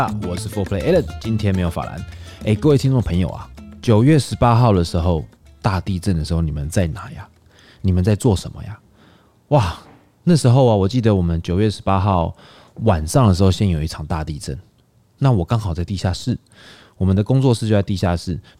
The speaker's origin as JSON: {"language": "Chinese", "region": "Hualien County", "country": "Taiwan", "tie": "born or raised there", "moved": "yes", "lives_now": "Taipei, Taiwan", "said": "那我老家花莲还得了？"}